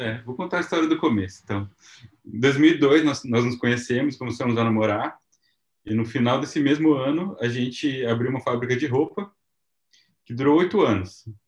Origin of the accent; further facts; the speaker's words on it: Paraná, Brazil; moved away as an adult; now in Japan; Nós somos do Paraná